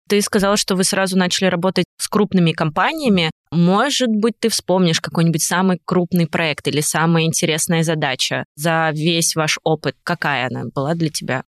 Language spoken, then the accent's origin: Russian; Tomsk, Tomsk Oblast, Russia; из Томска, моего родного города